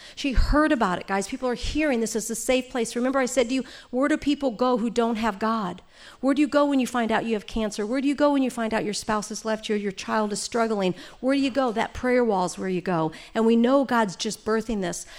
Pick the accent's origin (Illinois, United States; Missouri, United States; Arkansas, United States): Missouri, United States; St. Louis; now in California, United States; I'm from Saint Louis.